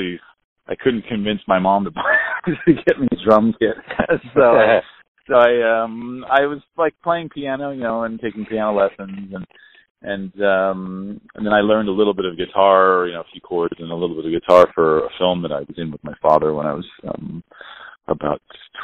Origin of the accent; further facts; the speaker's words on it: near Monterey, California, United States; I grew up just down the road